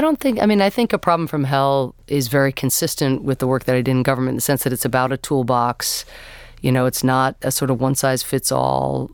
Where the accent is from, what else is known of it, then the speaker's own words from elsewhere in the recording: United States; I'm an American citizen